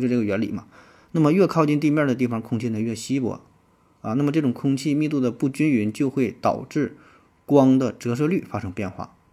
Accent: China; 又符合我们中国人的呃审美的观点

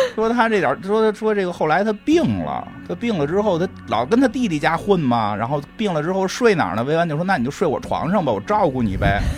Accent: Beijing, China; 我们小时候在北京那个地儿叫金属天堂

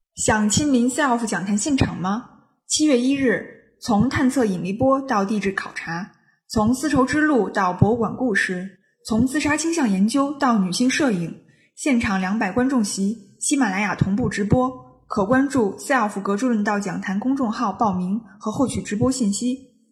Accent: China; moved away; also born or lived in Shanxi / Beijing / Hong Kong / United States; 我们中国人

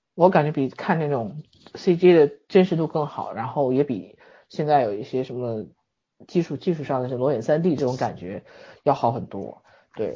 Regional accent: China; 我们中国人

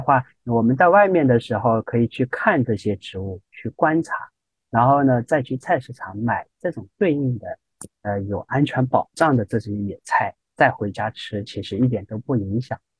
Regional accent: Shanghai, China; 我们上海人吃

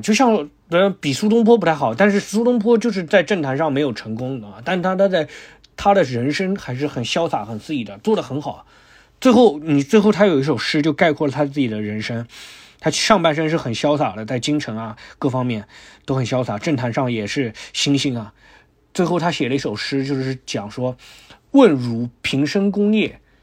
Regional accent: hometown shared with Shen Congwen, Miao, Hunan, China; 我最喜欢的人，是我老家的，嗯，是我那个，是我同族的，苗族的最大的文坛那个，就是沈从文

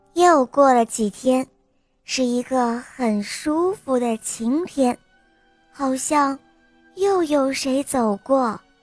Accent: Xi'an, Shaanxi, China; 我今年四岁了，我来自西安

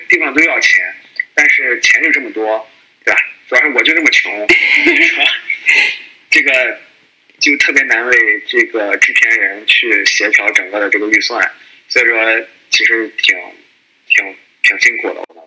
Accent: Qingdao, Shandong, China; moved away as an adult; now in United States; 我也是青岛人，我现在在美国，呃，干程序员儿

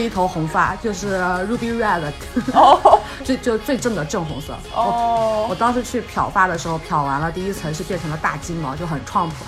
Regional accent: mountainous area of southeast China, China; also born or lived in Seattle; now in New York, United States; 我来自于中国东南山区，我从小就打hiking，买山片，乱跑

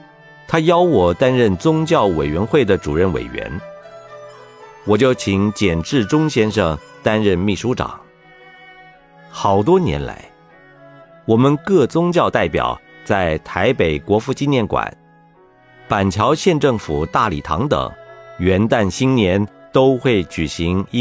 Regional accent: Jiangsu, China; 我是江苏人，扬子江的水，也滋养我成为现在佛教的僧侣。

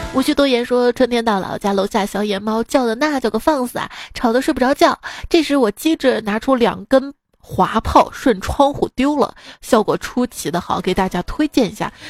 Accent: Xi'an, Shaanxi, China; 作为一个西安人，我也没，没上过钟楼

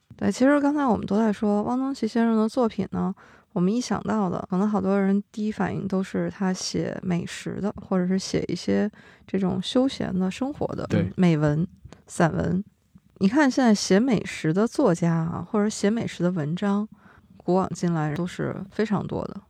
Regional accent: Yunnan, China; 我们云南

